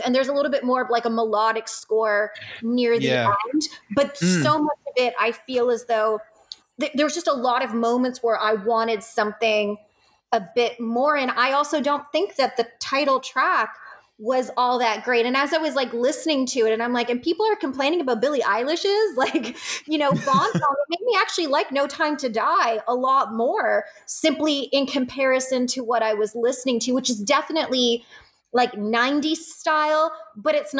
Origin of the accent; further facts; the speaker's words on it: Canada; being a Canadian